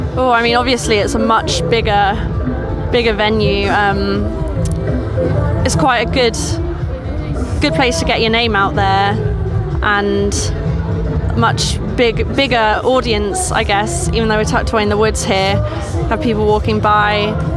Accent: Suffolk, East of England, United Kingdom; moved away as an adult; now in Norfolk, United Kingdom; I'm from Suffolk, I'm studying in Norfolk

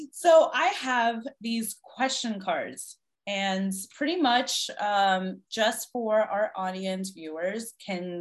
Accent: Washington, District of Columbia, United States; born or raised there

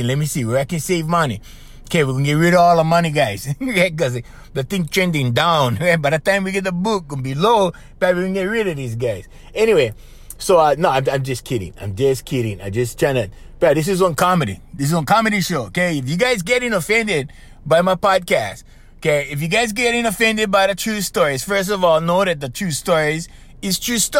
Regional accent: Hawaii, United States; moved away; Maybe it was my island, you know, because I'm from Hawaii, right? We over here

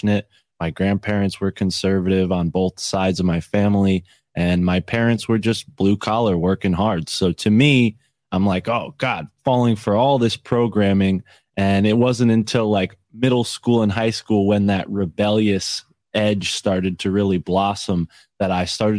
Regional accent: Connecticut, United States; I'm from Connecticut

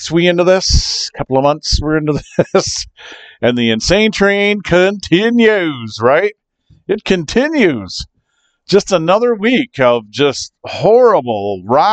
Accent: Kalamazoo, Michigan, United States; coming to you from Kalamazoo, Michigan. Yes, that's right, my hometown, Kalamazoo, Michigan / Portage

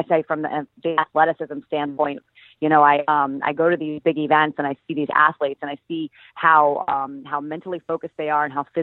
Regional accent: Fort Lauderdale, Florida, United States; moved away; I actually grew up in Fort Lauderdale.

